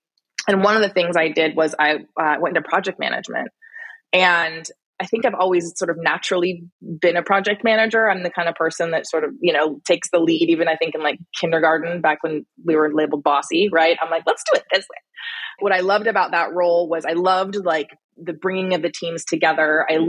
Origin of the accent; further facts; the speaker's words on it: Italy; born there; also born or lived in Texas, United States / Michigan, United States / Alaska, United States; I was born in Italy. I lived a lot of places. Before turning 18, I lived in Italy, Texas, Michigan, and Alaska, mostly because of my parents' work.